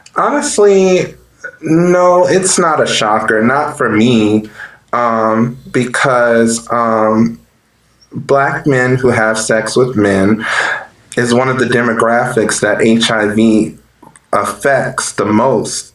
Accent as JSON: {"language": "English", "town": "New Orleans", "region": "Louisiana", "country": "United States", "tie": "born or raised there", "moved": "as an adult", "said": "I am from New Orleans, Louisiana, born and raised."}